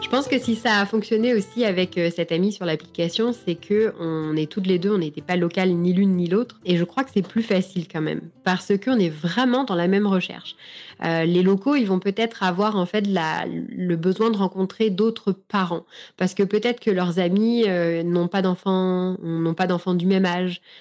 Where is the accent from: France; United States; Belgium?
France; moved away as an adult; also born or lived in Montreal, Canada; now in Canada; je suis française